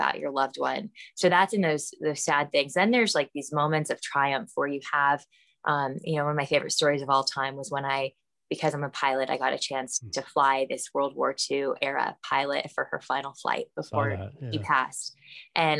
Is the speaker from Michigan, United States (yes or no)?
no; Los Angeles, California, United States; also born or lived in Calabasas; I am from the Valley. I'm a Valley girl. Calabasas, Woodland Hills, grew up all in that area